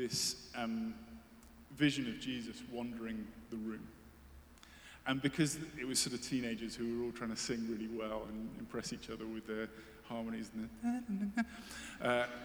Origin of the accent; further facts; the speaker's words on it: United Kingdom; I'm British, as you can tell.